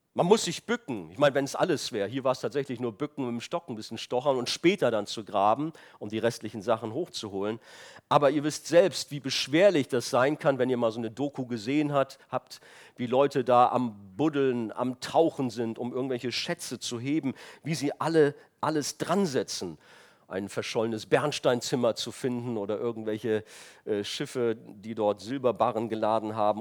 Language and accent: German; Rhineland, Germany; moved away; ich komme aus dem Rheinland und da in der Stadt, wo ich herkam